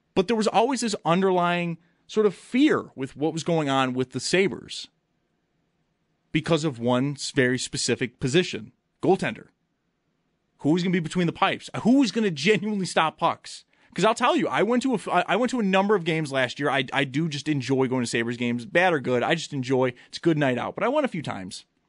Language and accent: English; Buffalo, New York, United States; also born or lived in Edinboro, Pennsylvania; I'm very proud to say I'm from Buffalo